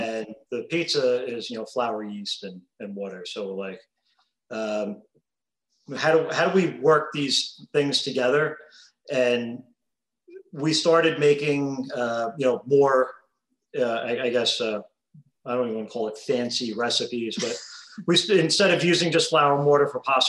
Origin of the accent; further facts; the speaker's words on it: Old Bridge, New Jersey, United States; now in Central Florida, United States; we're from New Jersey, originally.